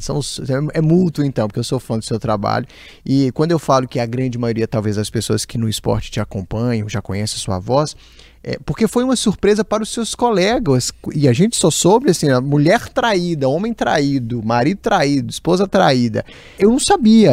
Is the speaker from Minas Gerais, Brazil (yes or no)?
yes; São José do Jacuri, Minas Gerais, Brazil; moved away; Eu costumo dizer que eu sou lá de São José do Jacuri